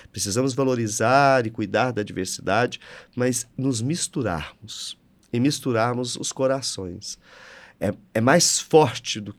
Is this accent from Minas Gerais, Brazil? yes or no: yes; São Gotardo, Minas Gerais, Brazil; eu sou de São é. Gotardo, gente.